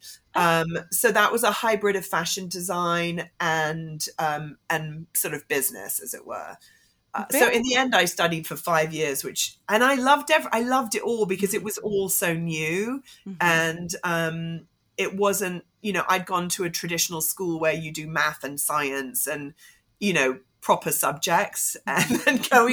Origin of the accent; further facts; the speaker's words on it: Hong Kong; I grew up in Hong Kong.